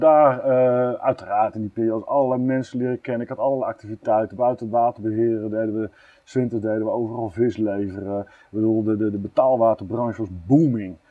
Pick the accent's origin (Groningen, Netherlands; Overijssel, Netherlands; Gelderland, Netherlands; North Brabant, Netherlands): Groningen, Netherlands; near; also born or lived in Eindhoven; En ik ben opgegroeid onder de Groningen.